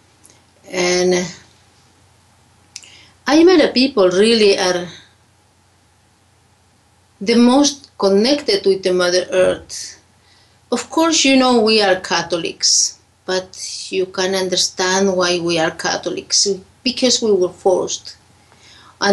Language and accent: English; Lake Titicaca, Puno, Peru; English is a second language; from where I come is the High Andes, the Lake Titicaca. I grew up there. I born there.